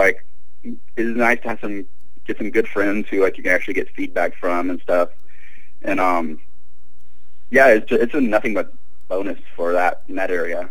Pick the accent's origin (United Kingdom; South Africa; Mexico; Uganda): Mexico; southern Mexico; also born or lived in Louisiana, United States / Springfield, Missouri, United States; now in Minneapolis, United States; So, yeah, but I grew up in southern Mexico, so kind of everywhere.